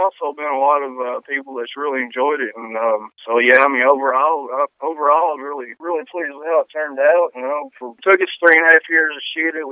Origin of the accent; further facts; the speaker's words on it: Greensburg, Kentucky, United States; also born or lived in Berea, Kentucky; We actually shot in my hometown of Greensburg